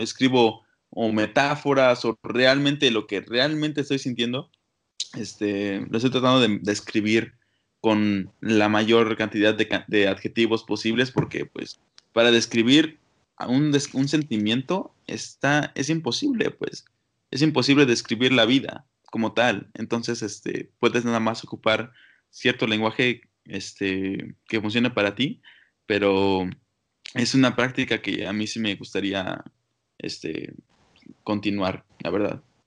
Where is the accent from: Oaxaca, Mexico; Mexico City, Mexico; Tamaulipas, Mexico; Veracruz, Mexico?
Oaxaca, Mexico; moved away; also born or lived in Toronto, Canada; Soy literalmente de Oaxaca, nací en el Hospital Molina